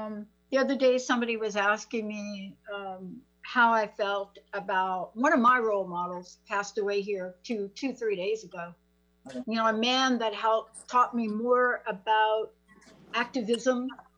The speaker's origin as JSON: {"language": "English", "region": "East Coast", "country": "United States", "tie": "born or raised there", "said": "but I grew up on the East Coast"}